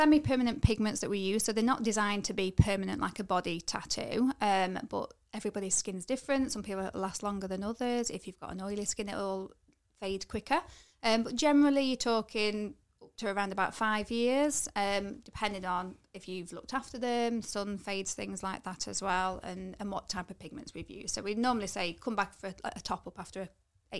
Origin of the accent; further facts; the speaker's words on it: Nottingham, East Midlands, United Kingdom; now in Chesterfield, United Kingdom; No, I'm from Nottingham originally, but I've lived in Chesterfield kind of most of my life now.